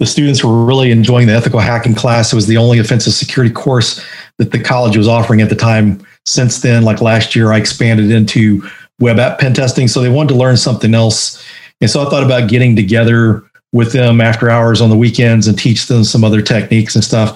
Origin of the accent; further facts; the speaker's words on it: Denton, Texas, United States; And Denton, Texas was where I grew up